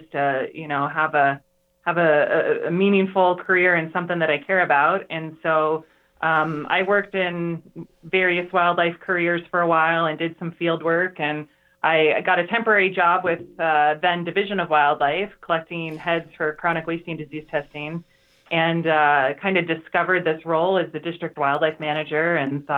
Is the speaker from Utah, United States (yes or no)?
no; Evergreen, Colorado, United States; also born or lived in Boulder County, Colorado; I am actually native to Colorado